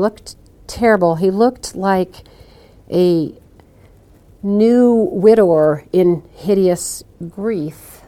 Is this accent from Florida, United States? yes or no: no; Iowa, United States; I'm from Iowa